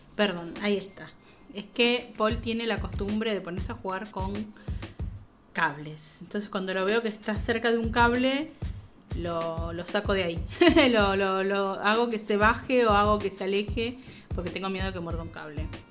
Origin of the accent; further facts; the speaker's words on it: Argentina; los que somos argentinos